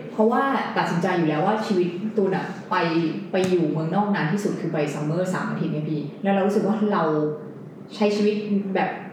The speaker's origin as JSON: {"language": "Thai", "region": "Bangkok", "country": "Thailand", "tie": "born or raised there", "also_born_or_lived": "Ann Arbor, Michigan", "moved": "as an adult", "said": "เราโตในกรุงเทพ"}